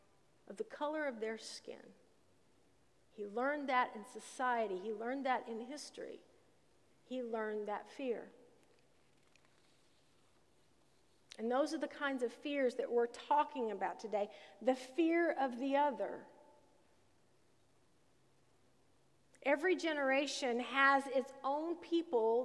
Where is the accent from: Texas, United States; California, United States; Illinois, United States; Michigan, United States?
Illinois, United States; Southern; when I was growing up in Southern Illinois